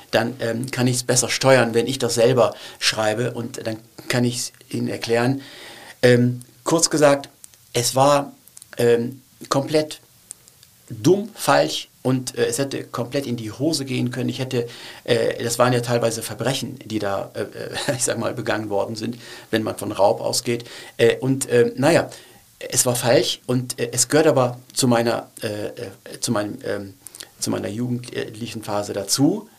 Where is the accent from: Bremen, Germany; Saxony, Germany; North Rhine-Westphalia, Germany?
North Rhine-Westphalia, Germany; Cologne; German is a second language; also born or lived in Turkey; ich wollte nicht nach Deutschland, ich wollte nicht nach Köln kommen